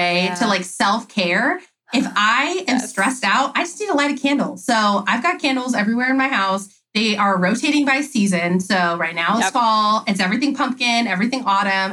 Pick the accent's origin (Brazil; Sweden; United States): United States; California; I'm not from the South. I'm from California